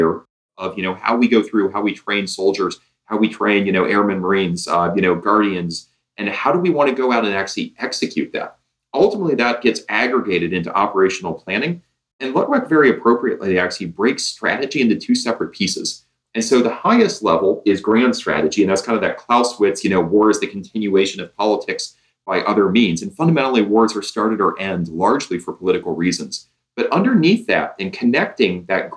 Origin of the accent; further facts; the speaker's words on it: Indiana, United States; I'm a Hoosier by birth